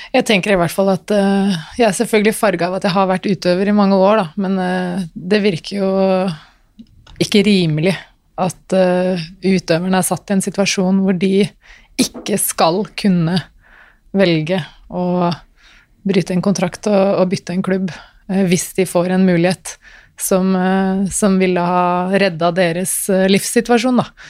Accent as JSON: {"language": "Norwegian", "country": "Norway", "tie": "born or raised there", "said": "jeg er født i Norge"}